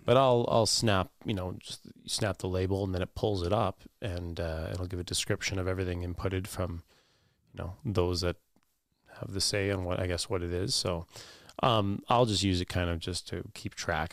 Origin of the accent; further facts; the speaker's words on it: Thunder Bay, Ontario, Canada; also born or lived in Waterloo / Toronto / Oregon; I w, was born and raised in Thunder Bay